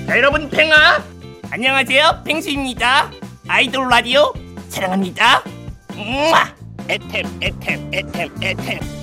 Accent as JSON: {"language": "Korean", "town": "Gimje", "region": "North Jeolla", "country": "South Korea", "tie": "born or raised there", "moved": "yes", "said": "제가 어렸을 적에 시골에 살았었어요. 그래서 제가 김제에 살고"}